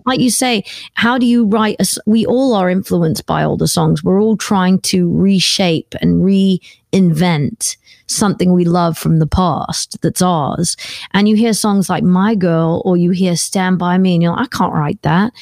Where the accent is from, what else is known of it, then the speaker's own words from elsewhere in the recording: United Kingdom; I'm a British girl. that comes from a place where the beaches have got lots of pebbles on them